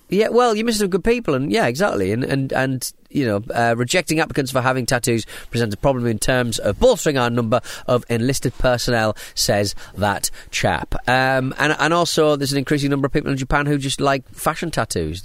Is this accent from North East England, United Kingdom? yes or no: yes; Hartlepool, North East England, United Kingdom; now in Southend-on-Sea, United Kingdom; I'm from Hartley Pole. I live in South End.